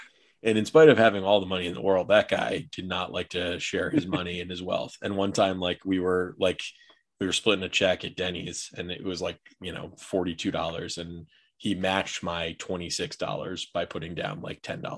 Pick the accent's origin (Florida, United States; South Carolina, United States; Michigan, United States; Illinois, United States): Florida, United States; Jupiter; I'm from Jupiter, Florida